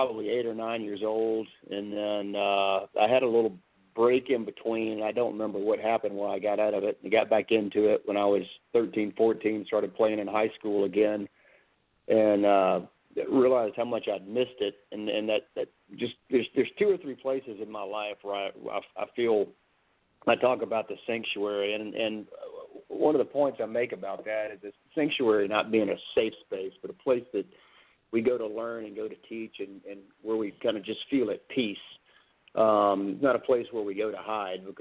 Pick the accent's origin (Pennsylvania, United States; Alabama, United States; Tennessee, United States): Alabama, United States; Birmingham; growing up in Birmingham